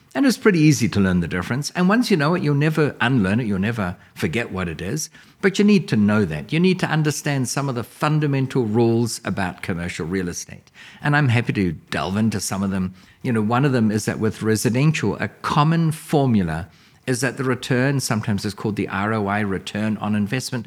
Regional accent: New Zealand; now in United States; I'm from New Zealand originally.

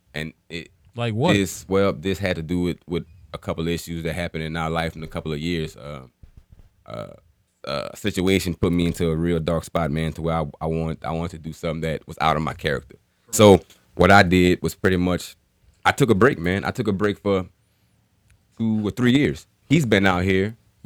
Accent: New Orleans, Louisiana, United States; now in Lafayette, United States; I'm from New Orleans

